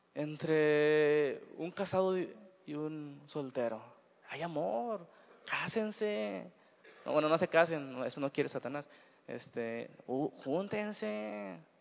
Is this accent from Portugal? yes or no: no; Mexico; Así somos los mexicanos